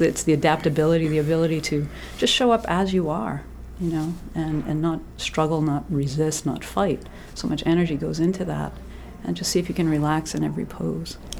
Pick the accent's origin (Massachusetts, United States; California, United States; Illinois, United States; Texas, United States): Massachusetts, United States; moved away as an adult; also born or lived in Bermuda; now in Maine, United States; I'm originally from Massachusetts